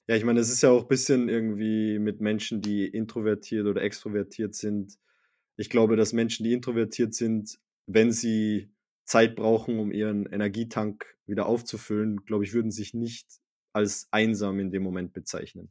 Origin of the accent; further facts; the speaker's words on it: Salzburg, Austria; wir, wir, wir sind in Salzburg aufgewachsen